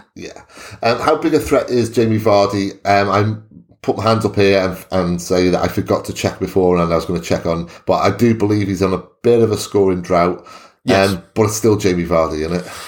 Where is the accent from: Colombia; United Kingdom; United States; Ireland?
United Kingdom; Wales; as a Welshman